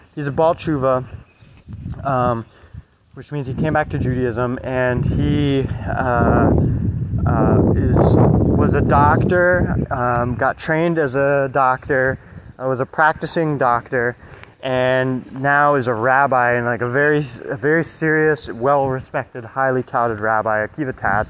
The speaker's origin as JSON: {"language": "English", "country": "United States", "tie": "born or raised there", "said": "I grew up in America with you know divorced parents"}